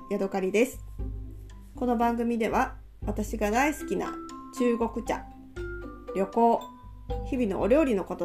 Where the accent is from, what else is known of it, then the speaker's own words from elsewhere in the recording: Takayama, Gifu, Japan; also born or lived in Osaka / Shiga Prefecture; now in Hokkaido, Japan; 私は1980年岐阜県生まれです。飛騨高山という山あいの町で育ち、その後岐阜市や、大阪滋賀県などで暮らし今は北海道に住んでいます